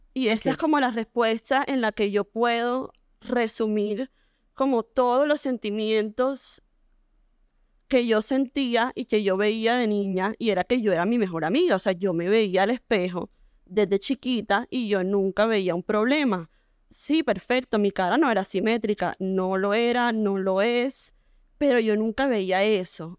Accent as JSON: {"language": "Spanish", "town": "Barranquilla", "region": "Atlántico", "country": "Colombia", "tie": "born or raised there", "said": "nací en Barranquilla, de la misma época que Marce"}